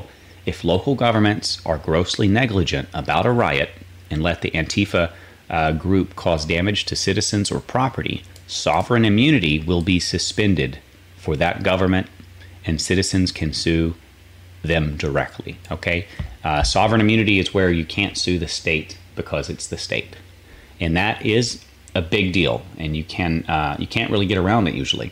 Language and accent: English; North Carolina, United States; now in Florida, United States; I'm from North Carolina originally